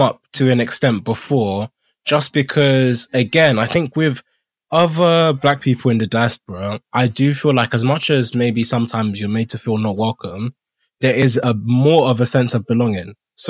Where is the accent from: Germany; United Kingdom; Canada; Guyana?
United Kingdom; I mean, I wasn't born here, but I'm British